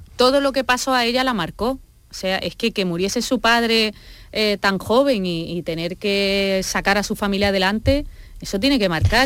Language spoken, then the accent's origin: Spanish; Andalusia, Spain; yo que soy muy andaluza, que tengo raíz manchega